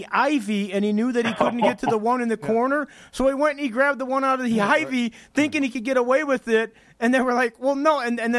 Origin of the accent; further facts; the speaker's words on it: Chicago, Illinois, United States; I'm from the Chicagoland area and I used to watch all the games